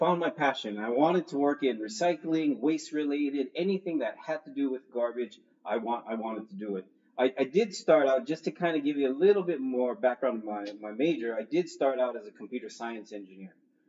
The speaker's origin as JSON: {"language": "English", "town": "Mountain View", "region": "California", "country": "United States", "tie": "born or raised there", "moved": "yes", "lives_now": "Oahu, United States", "said": "I was born here on Oahu, spent most of my younger years in Northern California. Some of you may know where Google is, Mountain View, California, but that's where I grew up"}